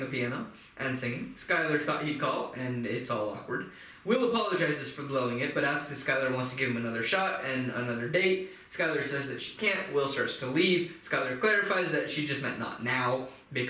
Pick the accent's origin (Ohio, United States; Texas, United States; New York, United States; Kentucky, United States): Kentucky, United States; Louisville; I grew up in Louisville, Kentucky